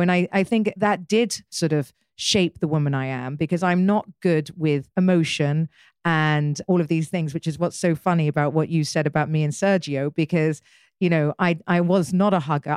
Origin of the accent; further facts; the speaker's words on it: United Kingdom; I'm British